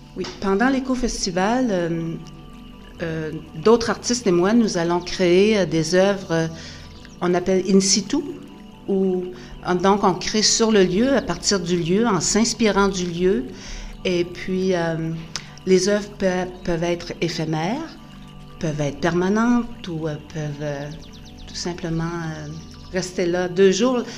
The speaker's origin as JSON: {"language": "French", "area": "Gaspésie", "region": "Quebec", "country": "Canada", "tie": "born or raised there", "moved": "yes", "lives_now": "New Brunswick, Canada", "said": "J'habite au Nouveau-Brunswick depuis une trentaine d'années, mais je suis originaire de la Gaspésie."}